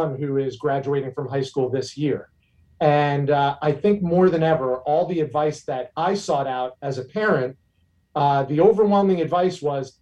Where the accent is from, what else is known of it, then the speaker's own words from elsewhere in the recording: Bergen County, New Jersey, United States; moved away as an adult; also born or lived in New York City / Syracuse, New York; now in Tampa Bay area, United States; I grew up in Bergen County, New Jersey, which is right over the George Washington Bridge from New York City